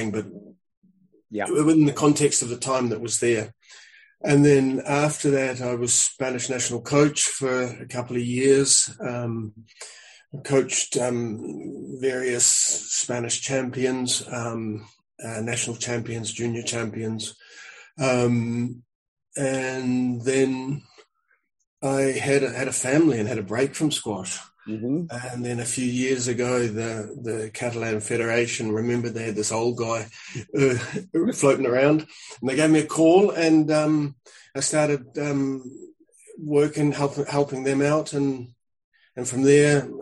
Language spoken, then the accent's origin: English; New Zealand; moved away; also born or lived in Spain; I'm a New Zealander. I came to Europe to wander around with a squash racket